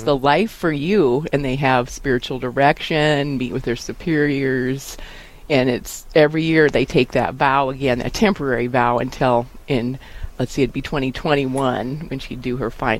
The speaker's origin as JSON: {"language": "English", "town": "Wall", "region": "South Dakota", "country": "United States", "tie": "born or raised there", "said": "I grew up in Wall, was gone for a few years in college, came back, married my husband, who we live out north of Quinn, which is about 15 miles away from Wall, and we have a cattle ranch and feedlot."}